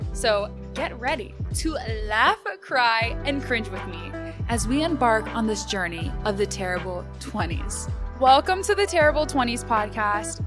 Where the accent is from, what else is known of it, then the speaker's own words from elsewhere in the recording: Austin, Texas, United States; first language Spanish; English is a second language; I was born and raised in Austin, Texas